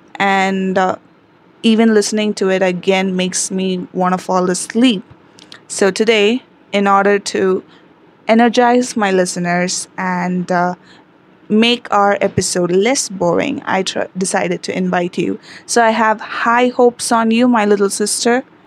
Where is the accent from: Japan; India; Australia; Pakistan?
India; I am from India